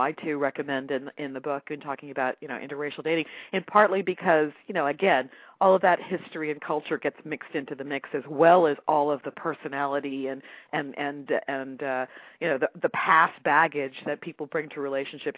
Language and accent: English; United States; I'm African American